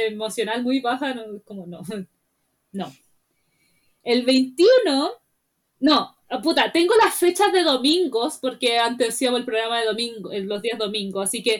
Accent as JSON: {"language": "Spanish", "country": "Mexico", "said": "deberían ser como los mexicanos, nosotros nacemos donde se nos da la gana."}